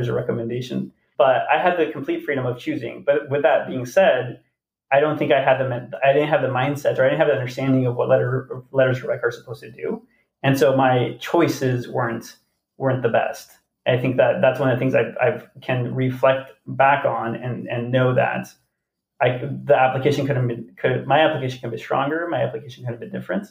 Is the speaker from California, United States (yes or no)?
yes; San Diego, California, United States; I grew up in Southern California in the city of San Diego